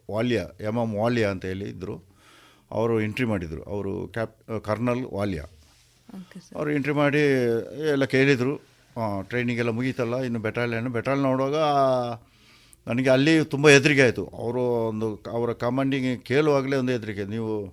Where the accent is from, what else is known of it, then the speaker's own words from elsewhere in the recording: Puttur, Karnataka, India; moved away as an adult; ನಮ್ಮದು ಹುಟ್ಟೂರು ಇದೆ ಪುತ್ತೂರು ಕೆಮ್ಮಯ್ಯಲ್ಲಿ